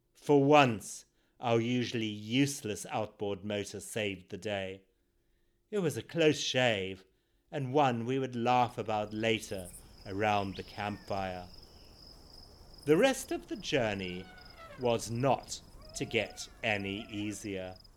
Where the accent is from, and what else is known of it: Zimbabwe; born or raised there